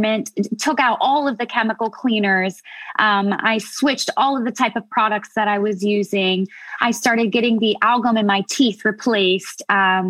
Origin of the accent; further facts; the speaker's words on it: United States; I'm American.